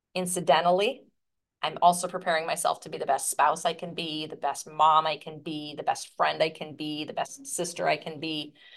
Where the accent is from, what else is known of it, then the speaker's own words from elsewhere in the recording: Midwest, United States; I'm from the Midwest